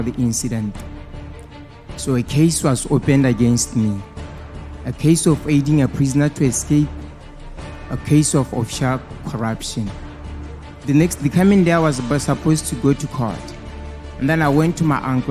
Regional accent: Botswana; from Botswana

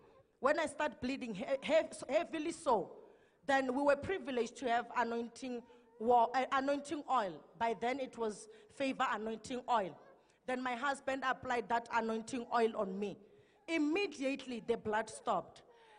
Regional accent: Mpumalanga, South Africa; now in Pretoria, South Africa; We are from Mpumalanga, and then we will come to the service here at ECG, driving from Pretoria.

